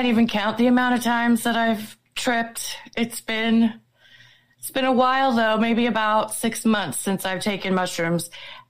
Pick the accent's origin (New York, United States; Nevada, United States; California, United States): California, United States; Southern; I grew up near Disneyland in Southern California.